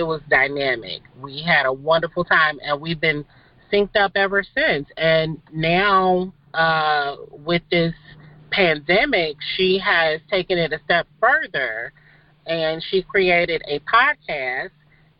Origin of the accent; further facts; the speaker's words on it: Midwest, United States; we're from the Midwest. And as you know, there's just a certain type of connection for folks that are from the Midwest. We just have a down-home type of personality